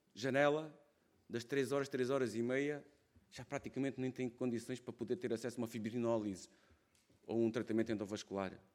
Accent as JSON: {"language": "Portuguese", "region": "Alentejo", "country": "Portugal", "accent": "Alentejano", "said": "venho de uma região, podem ver na minha voz, isto não se ouve, vê-se logo que sou alentejano"}